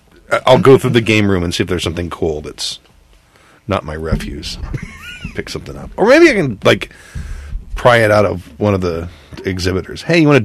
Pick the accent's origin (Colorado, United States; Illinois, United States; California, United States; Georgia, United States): California, United States; Long Beach; I'm from Long Beach. I was born in Long Beach.